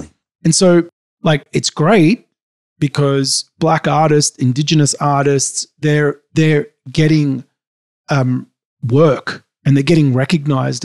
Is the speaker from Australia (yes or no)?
yes; Sydney, New South Wales, Australia; I grew up in Sydney, Australia.